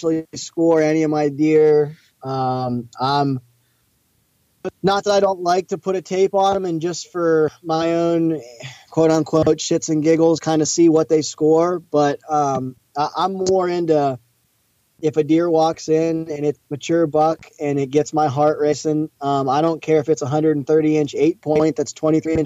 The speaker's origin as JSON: {"language": "English", "region": "Eastern Ohio", "country": "United States", "tie": "born or raised there", "said": "it's been fun growing up in Ohio"}